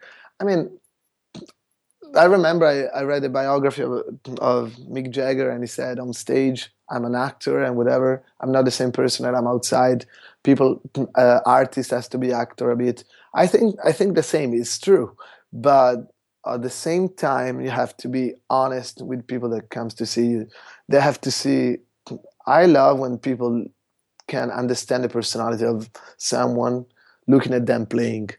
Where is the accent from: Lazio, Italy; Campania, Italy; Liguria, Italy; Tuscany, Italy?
Tuscany, Italy; Florence; Tuscany, our region where Florence is